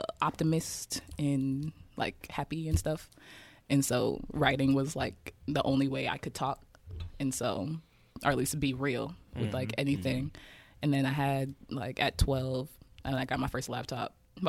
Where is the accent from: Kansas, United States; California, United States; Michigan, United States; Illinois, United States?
Kansas, United States; Kansas City; So, yeah, growing up in Kansas City